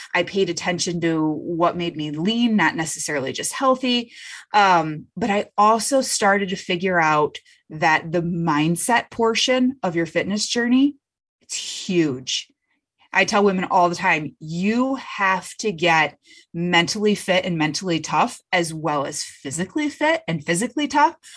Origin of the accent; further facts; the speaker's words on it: Michigan, United States; I'm from Michigan